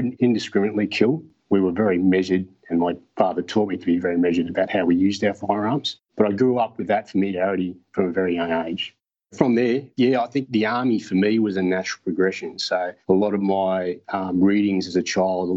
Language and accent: English; Brisbane, Queensland, Australia; So I grew up in Brisbane, and about the age of 10, we moved out to a rural area just north of Brisbane.